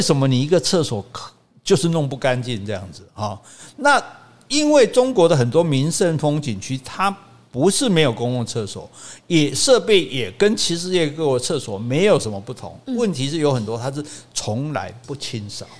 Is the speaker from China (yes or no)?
no; Taiwan; 我们台湾人